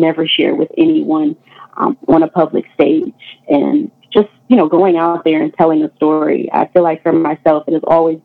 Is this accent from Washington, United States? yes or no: no; New York City, New York, United States; growing up in Queens, New York